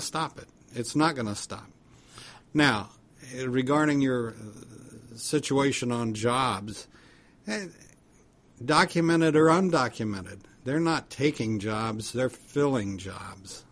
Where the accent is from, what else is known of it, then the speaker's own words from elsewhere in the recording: United States; as an American citizen